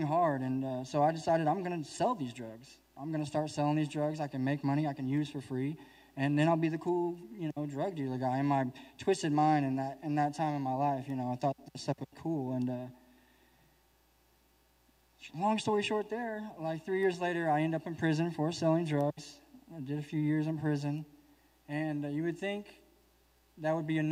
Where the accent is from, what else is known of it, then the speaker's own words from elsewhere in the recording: Oklahoma City, Oklahoma, United States; I'm from Oklahoma City, Oklahoma